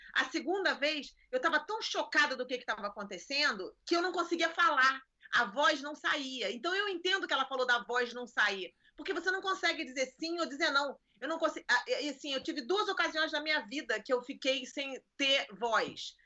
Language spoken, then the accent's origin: Portuguese; Rio de Janeiro, Brazil; now in United States; Eu nasci e cresci em Copacabana